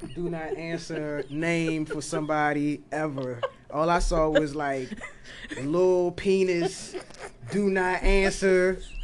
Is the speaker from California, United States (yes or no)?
no; Oxon Hill, Maryland, United States; I grew up in Oxon Hill